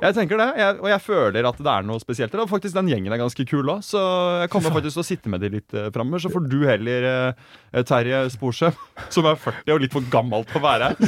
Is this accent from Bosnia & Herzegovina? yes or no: no; Germany; now in Norway; jeg er tysk